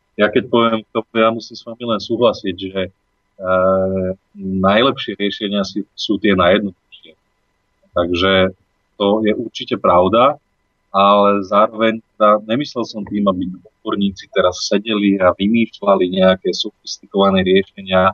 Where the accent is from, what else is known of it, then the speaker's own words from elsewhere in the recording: Senica, Trnava Region, Slovakia; on sa ma pýtal, že odkiaľ som, ja hovorím, že zo Slovenska